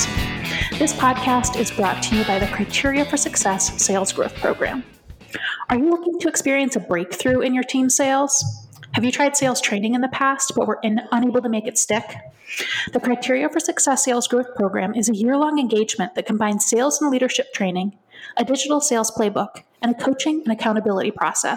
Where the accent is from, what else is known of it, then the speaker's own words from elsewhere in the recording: Midwest, United States; now in New York, United States; I grew up in the Midwest and moved to New York